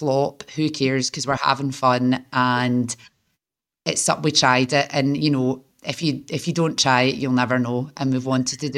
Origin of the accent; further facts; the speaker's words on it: Glasgow, Scotland, United Kingdom; moved away as an adult; now in Manchester, United Kingdom; I'm from Glasgow